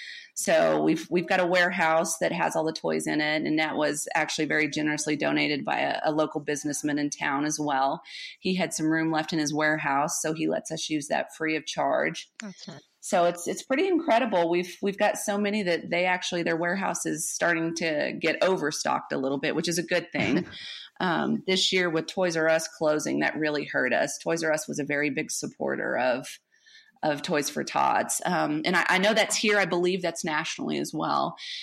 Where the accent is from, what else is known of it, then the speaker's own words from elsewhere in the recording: Colorado, United States; born there; also born or lived in Amarillo, United States; I was born in Colorado, but I went to 17 schools, kindergarten through 12th grade. And so I ended up in Amarillo my sophomore year, and I stayed here my sophomore, junior, and senior year.